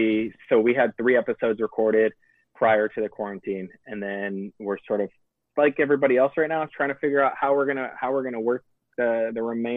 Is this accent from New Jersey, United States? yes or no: no; Illinois, United States; I grew up in Illinois on a farm